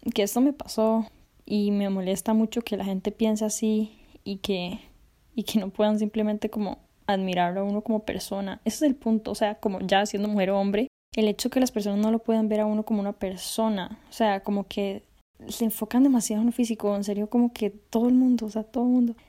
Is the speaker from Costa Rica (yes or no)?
yes; Costa Rica; yo soy de Costa Rica